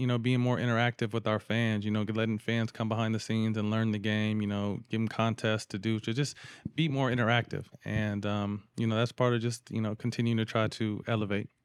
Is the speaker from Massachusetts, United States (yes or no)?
no; Sacramento, California, United States; I'm from Sac